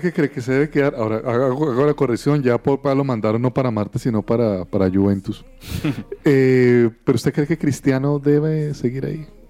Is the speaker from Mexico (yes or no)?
no; Colombia; como colombianos celebramos